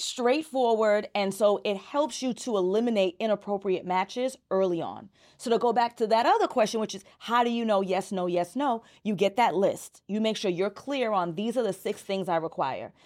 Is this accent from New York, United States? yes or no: yes; New York City, New York, United States; I'm from Brooklyn